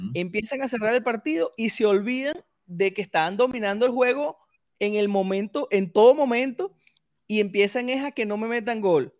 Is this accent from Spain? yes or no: no; Venezuela